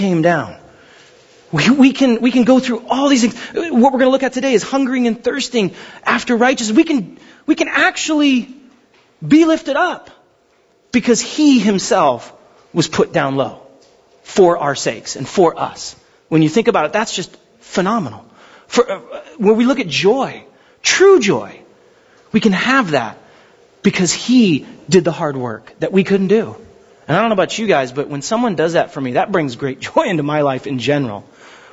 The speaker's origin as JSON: {"language": "English", "town": "Pasadena", "region": "California", "country": "United States", "tie": "born or raised there", "said": "I grew up in Pasadena, up Hastings Ranch."}